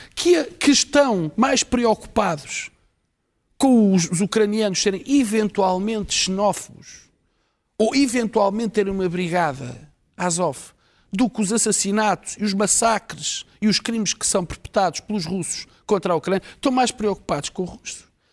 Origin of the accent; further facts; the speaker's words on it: Portugal; Eu, como português